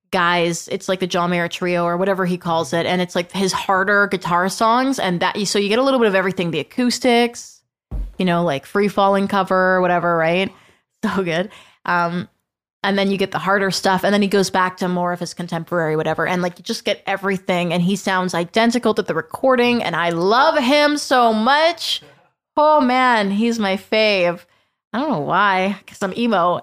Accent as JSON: {"language": "English", "town": "Aldergrove", "region": "British Columbia", "country": "Canada", "tie": "born or raised there", "said": "from where I grew up in Aldergrove."}